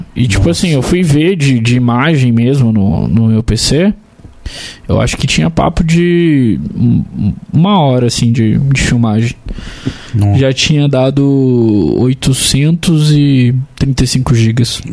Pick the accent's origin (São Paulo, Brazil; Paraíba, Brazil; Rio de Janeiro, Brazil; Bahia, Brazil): Rio de Janeiro, Brazil; Barra Mansa; eu sou de Barra Mansa